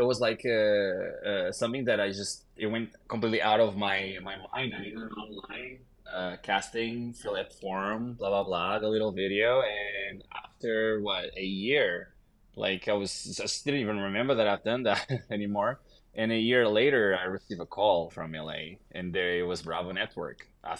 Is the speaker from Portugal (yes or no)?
yes; Lisbon, Portugal; moved away; I am from Lisbon.